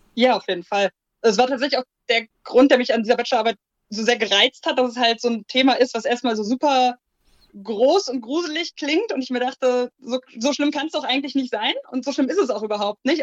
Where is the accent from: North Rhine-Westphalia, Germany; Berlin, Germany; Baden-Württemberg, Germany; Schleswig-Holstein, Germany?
North Rhine-Westphalia, Germany; Ruhr area; also born or lived in Aachen; now in Duisburg, Germany; ich komme halt auch ursprünglich eher hier aus der Ecke.